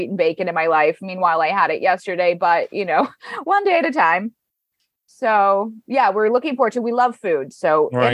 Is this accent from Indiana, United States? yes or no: yes; Indianapolis, Indiana, United States; now in New York City, United States; I'm from the Midwest originally. I'm from Indianapolis. I've been in New York City now 14 years